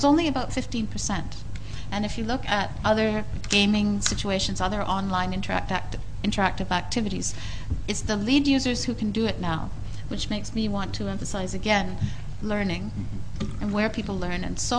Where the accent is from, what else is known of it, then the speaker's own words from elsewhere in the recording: Canada; I'm speaking as a Canadian